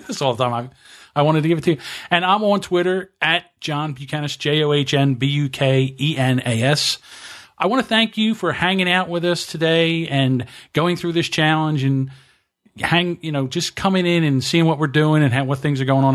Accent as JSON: {"language": "English", "region": "New Jersey", "country": "United States", "said": "I'm from South Jersey, so we say water"}